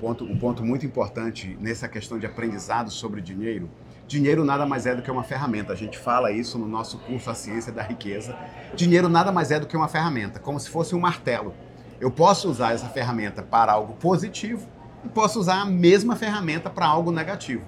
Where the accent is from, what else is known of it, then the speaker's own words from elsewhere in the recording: Belém, Pará, Brazil; moved away as an adult; now in United States; eu sou de Belém do Pará, mas moro nos Estados Unidos há mais de 20 anos